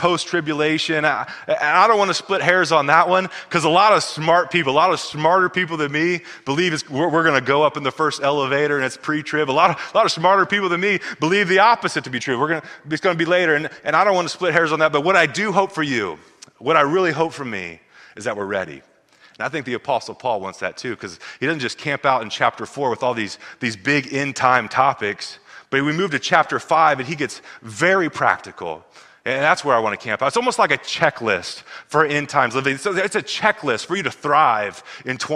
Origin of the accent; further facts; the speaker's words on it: Missouri, United States; We grew up in Missouri